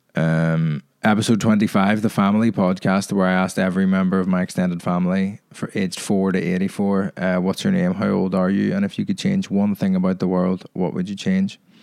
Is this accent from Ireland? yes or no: yes; Ireland; now in England; my thoughts on being Irish